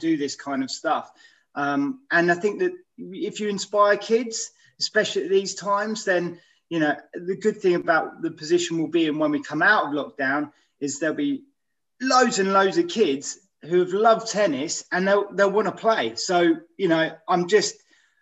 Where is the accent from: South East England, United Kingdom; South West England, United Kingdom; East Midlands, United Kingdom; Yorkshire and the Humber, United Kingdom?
South East England, United Kingdom; Aylesbury; I grew up in Aylesbury